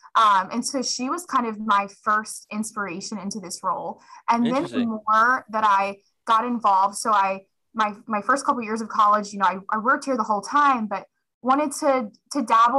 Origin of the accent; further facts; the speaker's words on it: Manteo, North Carolina, United States; moved away as an adult; also born or lived in Chapel Hill, North Carolina / Boone, North Carolina / Blacksburg, Virginia; So I'm from the Outer Banks in North Carolina. Okay. I went to Manio High School. Manio Elementary.